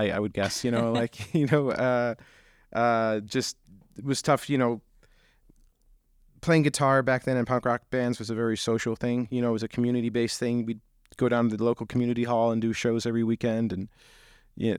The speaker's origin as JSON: {"language": "English", "town": "Syracuse", "region": "New York", "country": "United States", "tie": "born or raised there", "said": "I grew up outside Syracuse, New York, in kind of a rural community"}